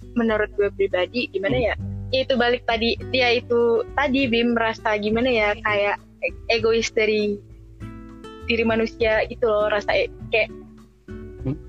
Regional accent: Medan, North Sumatra, Indonesia; moved away; gue dari Medan

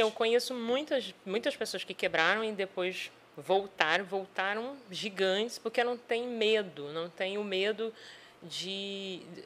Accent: Vila Velha, Espírito Santo, Brazil; also born or lived in Macaé; now in Campos dos Goytacazes, Brazil; Eu sou do Espírito Santo, de Vila Velha

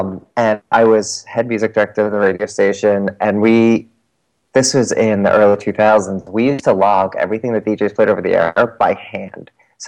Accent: New Jersey, United States; accent: South Jersey Philly; I grew up in South Jersey, just outside of Philadelphia. So I brought a South Jersey Philly accent with me when I moved up into, like, North Jersey

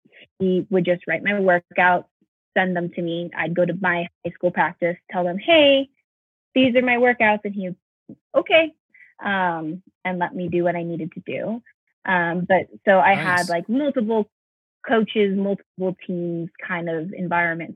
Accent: South Bay, California, United States; now in Flagstaff, United States; I'm from the South Bay area in California. So there are a lot of powerhouse high schools in that area. And one of them was Redondo Union High School. And they're like 10 minutes away from where I live, or where I lived growing up

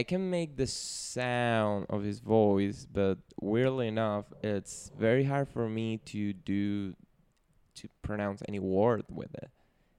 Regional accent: Venezuela; first language Spanish; English is a second language; moved away; I'm more a Caribbean body. I'm from Venezuela, to be exact.

